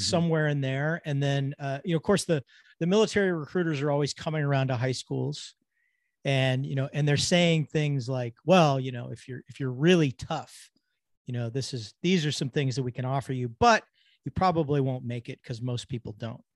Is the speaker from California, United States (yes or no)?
yes; Southern California, United States; I grew up in Southern California